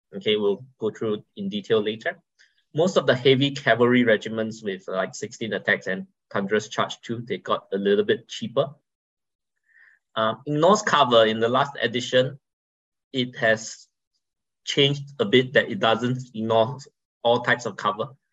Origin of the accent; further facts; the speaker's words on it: Singapore; I'm from Singapore, right? We have a strong but small community